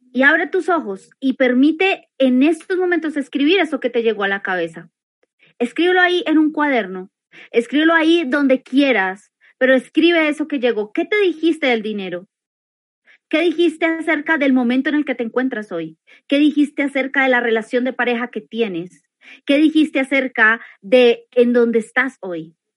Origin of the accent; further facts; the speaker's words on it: Colombia; aquí en Colombia, porque yo soy colombiana